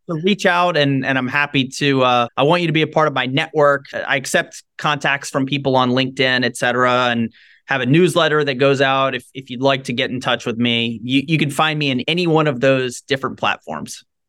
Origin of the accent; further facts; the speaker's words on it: Shreveport, Louisiana, United States; I grew up in Shreveport, Louisiana, Northwest Louisiana